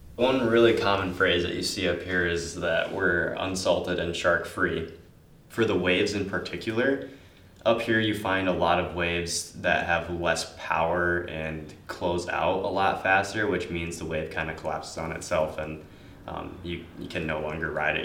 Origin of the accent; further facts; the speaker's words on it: Marquette, Michigan, United States; I was born in Marquette